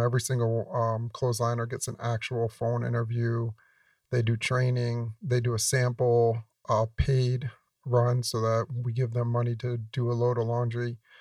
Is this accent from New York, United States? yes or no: yes; New York, United States; I grew up in New York